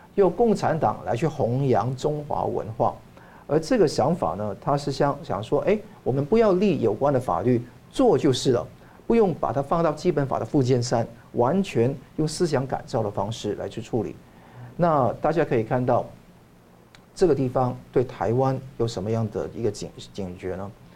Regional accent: Hong Kong; 我在香港长大，那我也受到两个文化的洗礼嘛

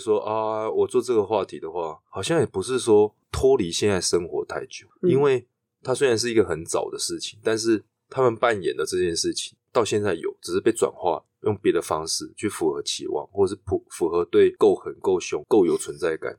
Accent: Chiayi, Taiwan; accent: Zhangzhou-leaning mixed Zhangzhou-Quanzhou; first language Taiwanese Hokkien; Chinese is a second language; moved away as an adult; 十八岁十九岁离开嘉义，然后后来就一年回去一次，

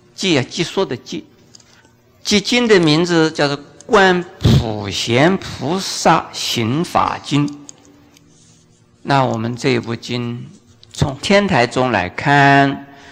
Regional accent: China; 我们中国人

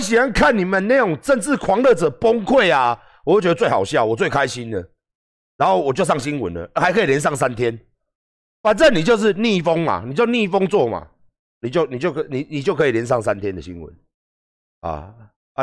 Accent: Taiwan; 我是台湾人

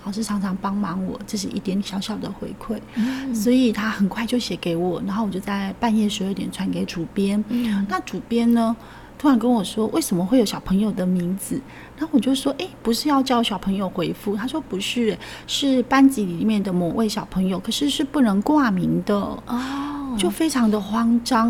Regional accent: countryside of central-southern Taiwan, Taiwan; 我来自一个中南部的乡下

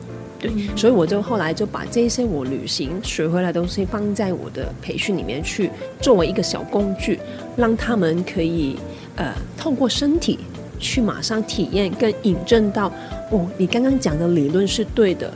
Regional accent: Hong Kong; moved away as an adult; now in Taiwan; 那我不是台湾人，我是香港人，那我来台湾大概有九年、十年的时间

